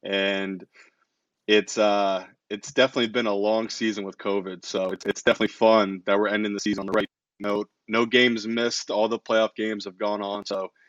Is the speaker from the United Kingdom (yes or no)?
yes; England, United Kingdom; also born or lived in New Jersey; So I'm from England, but I lived in New Jersey most of my life.